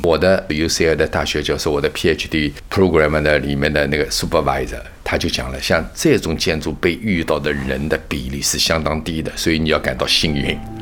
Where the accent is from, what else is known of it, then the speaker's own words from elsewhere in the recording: China; now in United States; 我们本身是接受中国文化熏陶的